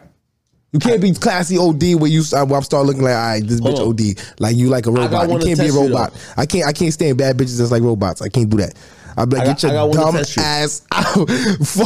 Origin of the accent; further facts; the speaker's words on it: New York City, New York, United States; I'm always from New York. And I'm always going to be a New York gorilla no matter where I'm